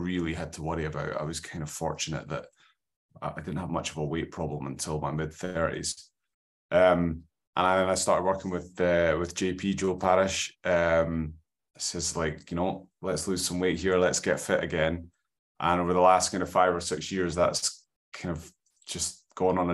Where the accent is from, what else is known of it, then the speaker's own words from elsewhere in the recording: Scotland, United Kingdom; Got that valley Scottish skin